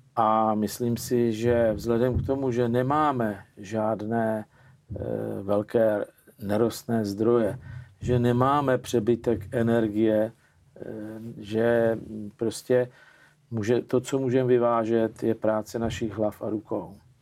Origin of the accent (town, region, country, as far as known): Czechia